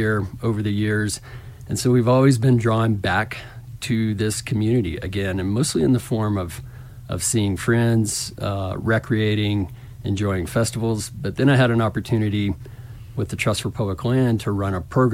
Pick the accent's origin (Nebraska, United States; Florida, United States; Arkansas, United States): Arkansas, United States; Little Rock; accent: southern, hint of Texas drawl; now in Telluride, United States; I grew up in Little Rock